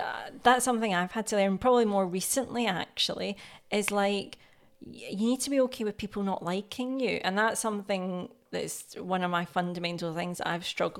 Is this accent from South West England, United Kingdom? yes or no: no; Scotland, United Kingdom; accent: Scottish; my Scottish accent comes out.